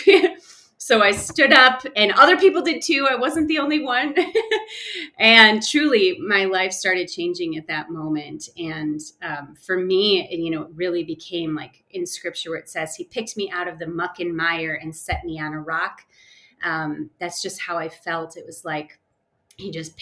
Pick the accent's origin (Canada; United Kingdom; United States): United States; Chicago suburbs, Illinois; moved away as an adult; now in Denver, United States; I grew up in the Chicago suburbs, moved around a bit in my early upbringing, and moved to Colorado after being married